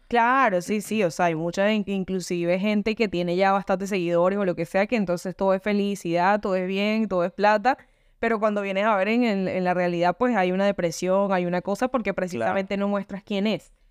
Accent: Venezuela; now in Argentina; vivo en Argentina y soy de Venezuela.

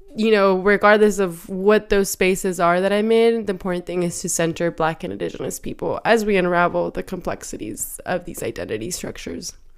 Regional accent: Michoacán, Mexico; also born or lived in Oregon, United States; now in Seattle, United States; growing up in Michoacan, you know, like, we were outdoors, but, like, Michoacan doesn't have snow

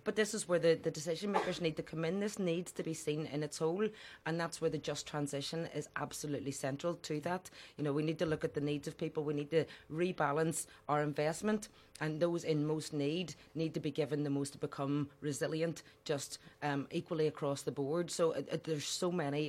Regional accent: Belfast, Northern Ireland, United Kingdom; I grew up in the Falls Road and Dunville Park in the Lower Falls.

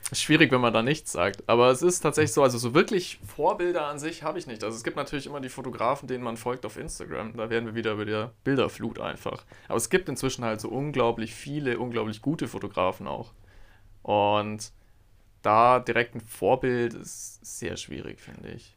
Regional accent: Augsburg, Bavaria, Germany; Ich liebe Augsburg. Das ist meine Heimatstadt

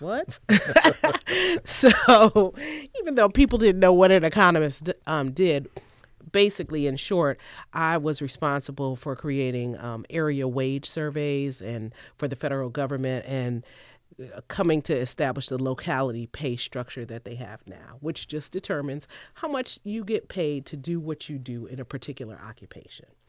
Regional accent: Cleveland, Ohio, United States; moved away as an adult; I'm originally from Cleveland, Ohio

